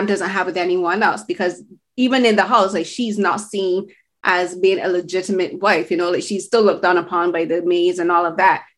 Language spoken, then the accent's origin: English; Barbados; now in Canada; I'm from Barbados. I moved to Canada.